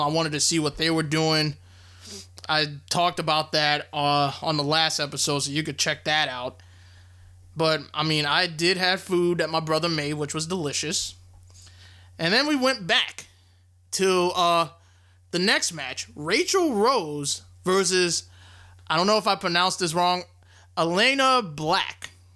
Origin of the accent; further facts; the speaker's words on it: Louisiana, United States; my hometown in Louisiana